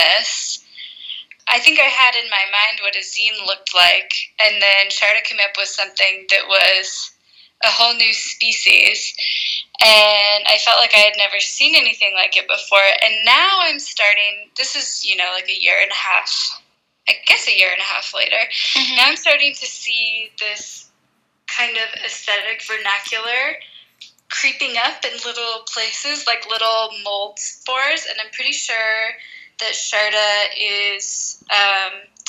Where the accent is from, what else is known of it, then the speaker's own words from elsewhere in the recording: Portland, United States; now in Mexico City, Mexico; I live in Mexico City, but I'm from Portland